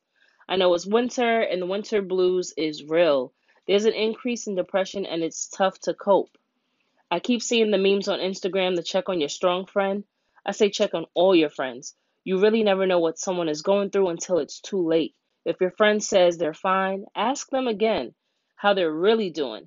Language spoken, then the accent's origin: English; New York City, New York, United States; I am from Brooklyn